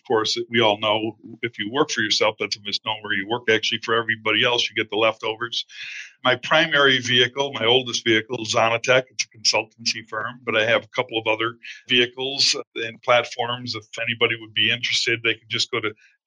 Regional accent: New York, United States; moved away as an adult; now in Frankfurt, Germany; from New York, living in Frankfurt.

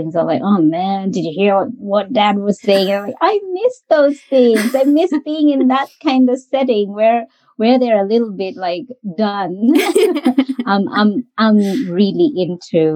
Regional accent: Kenya; moved away as an adult; now in Australia; Australia is our home. And been home to me for over 20 years. I came here as an international student from Kenya.

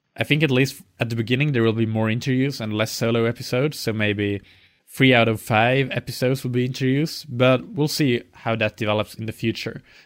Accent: Finland; I'm from Finland

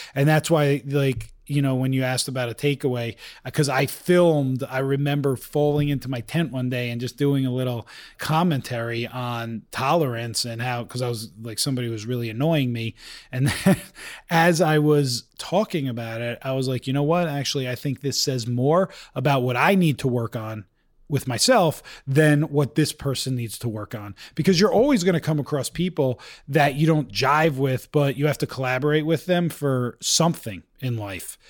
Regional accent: Bergen County, New Jersey, United States; moved away as an adult; also born or lived in Maryland / New York; now in Utah, United States; I grew up in Bergen County, New Jersey.

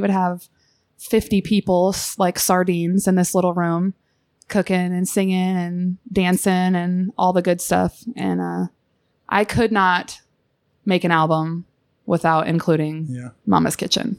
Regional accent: Southern Illinois, United States; I'm from Southern Illinois

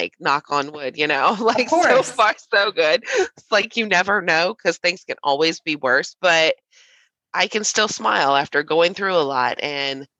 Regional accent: Southern Ohio, United States; I am from Southern Ohio.

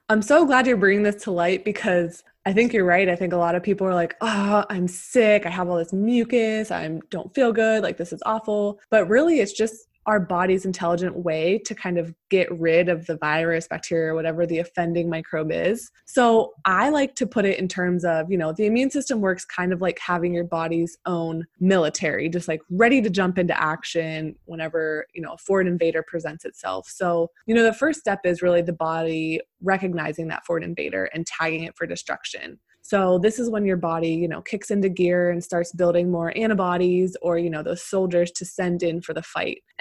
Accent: Pennsylvania, United States; moved away as an adult; also born or lived in Arizona; I'm originally from Pennsylvania, and then I ended up moving to Arizona for med school after undergrad.

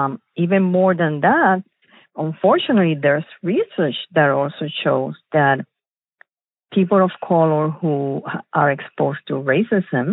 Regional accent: Puerto Rico; moved away as an adult; also born or lived in Chicago, Illinois, United States; now in United States; I was born in Chicago from Puerto Rican parents, and then we moved back to the island. So I grew up in Puerto Rico, and then I came back for studying to the United States

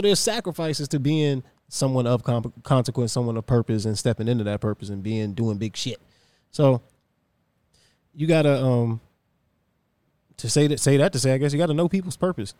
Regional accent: Virginia, United States; I'm from Virginia

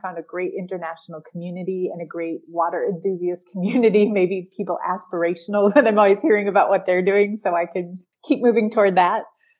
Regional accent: Green Bay, Wisconsin, United States; now in Dominican Republic; I am from Green Bay, Wisconsin.

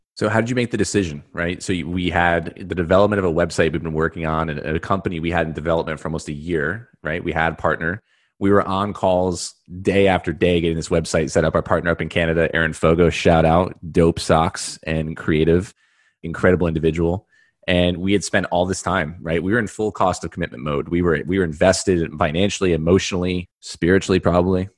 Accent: New York, United States; I'm from New York

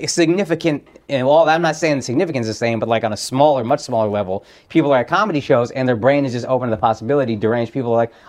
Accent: Dallas, Texas, United States; now in California, United States

